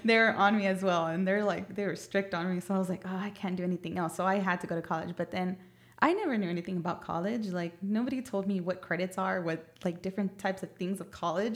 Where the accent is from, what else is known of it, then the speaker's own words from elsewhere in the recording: San Antonio, Texas, United States; I grew up in the south side